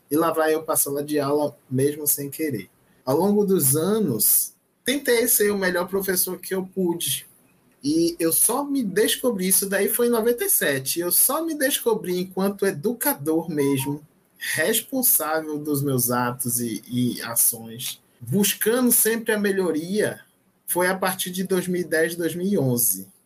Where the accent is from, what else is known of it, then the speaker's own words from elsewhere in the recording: Maragogipe, Bahia, Brazil; Por isso que eu falo, eu sou baiano de Maragogipe, cidade natal.